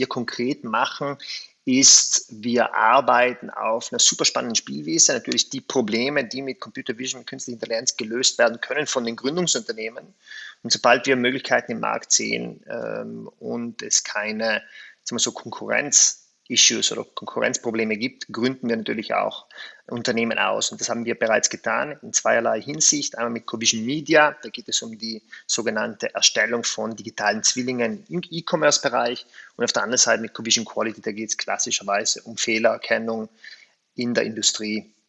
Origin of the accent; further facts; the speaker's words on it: South Tyrol, Italy; erstens bin ich Südtiroler, ich habe meine Wurzeln hier